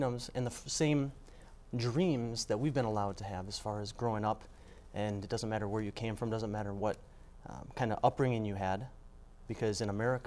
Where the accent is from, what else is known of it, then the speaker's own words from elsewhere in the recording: Mount Horeb, Wisconsin, United States; I was raised in Mount Horeb. I still live there today